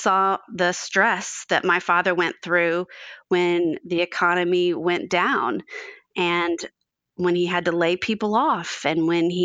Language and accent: English; Dallas, Texas, United States; moved away as an adult; now in Fort Worth, United States; I was born in Fort Worth, which is where I live now. And then when I was just about to start kindergarten at the age of 5, my father moved our family to Dallas